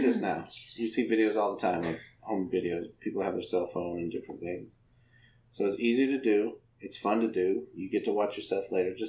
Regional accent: Idaho, United States; I grew up in Idaho

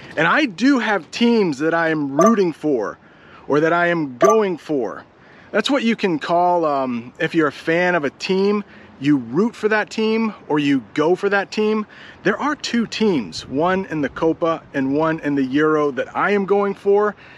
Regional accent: United States; I'm an American

